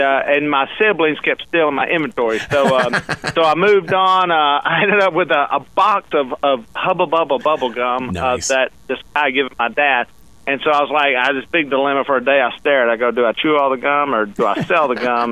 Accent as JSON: {"language": "English", "region": "Louisiana", "country": "United States", "said": "I'm from Louisiana"}